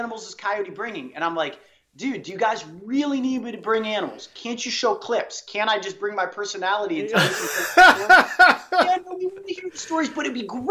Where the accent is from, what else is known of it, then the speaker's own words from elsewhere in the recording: Cleveland, Ohio, United States; I'm from Cleveland